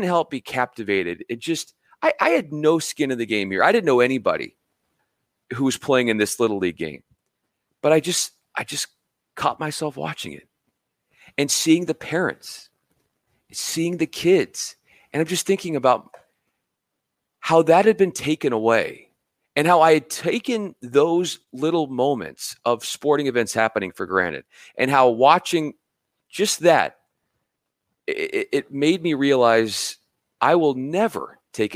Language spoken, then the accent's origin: English; Los Angeles, California, United States; also born or lived in Spokane, Washington / Memphis, Tennessee; I came out here to LA where I'm from. I'm from Southern California